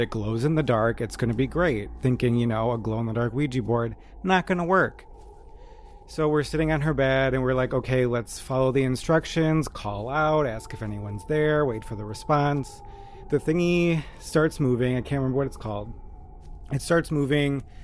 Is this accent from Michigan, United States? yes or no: no; Wisconsin, United States; where I grew up